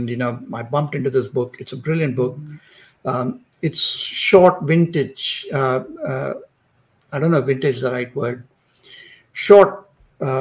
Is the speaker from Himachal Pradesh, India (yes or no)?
no; Maharashtra, India; I grew up in India. I grew up in, you know, in Maharashtra, which is in Western India.